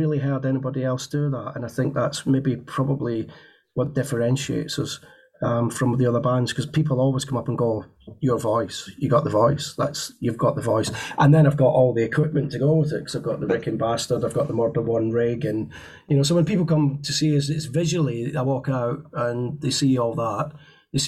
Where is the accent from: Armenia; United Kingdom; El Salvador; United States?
United Kingdom; being British